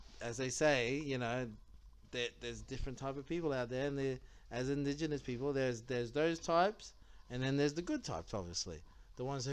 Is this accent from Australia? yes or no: yes; Australia